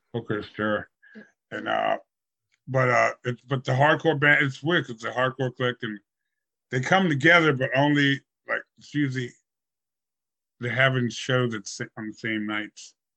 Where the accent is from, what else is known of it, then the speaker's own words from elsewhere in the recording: Virginia, United States; we came from Virginia